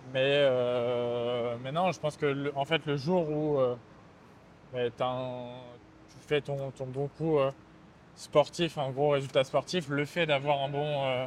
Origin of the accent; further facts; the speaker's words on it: France; accent: French; J'ai un accent français